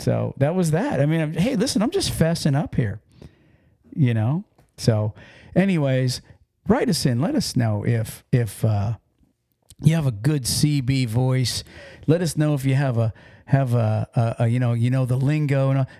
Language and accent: English; Pennsylvania, United States; voice going on, which I'm, you know, from Pennsylvania. But I guess to everybody else, I sound like I'm from New York.